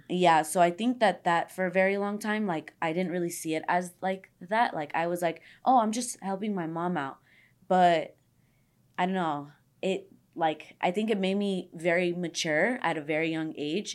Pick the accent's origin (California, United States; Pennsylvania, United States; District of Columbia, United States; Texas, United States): California, United States; Los Angeles; I'm from the valley too. I'm from San Fernando Valley. I grew up everywhere. I was always, like, moving to different areas of the valley